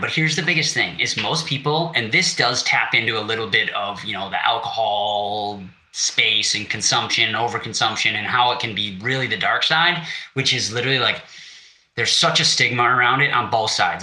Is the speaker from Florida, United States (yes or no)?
no; Wisconsin, United States; I'm from Wisconsin.